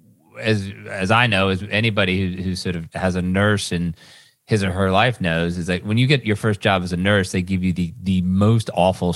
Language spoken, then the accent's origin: English; Western Massachusetts, United States; we grew up, you and I grew up together in Massachusetts